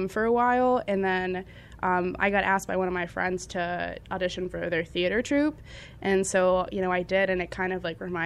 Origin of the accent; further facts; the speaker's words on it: Northern Virginia, United States; I'm from Northern Virginia